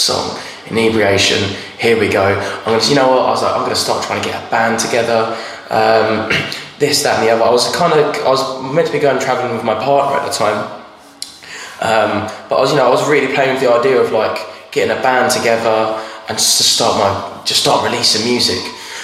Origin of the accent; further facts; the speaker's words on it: Braintree, East of England, United Kingdom; also born or lived in Ireland; an open mic in my hometown in Braintree at a pub called The Swan